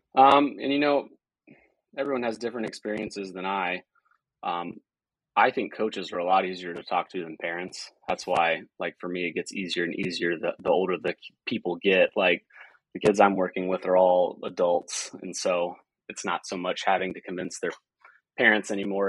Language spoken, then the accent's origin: English; Marietta, Georgia, United States; I'm originally from Marietta, Georgia, which is just a little bit northwest of Atlanta